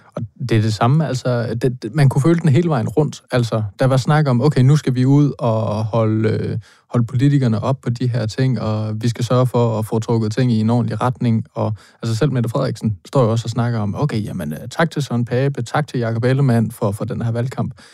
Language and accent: Danish; Thy, North Denmark Region, Denmark; jeg er fra Thy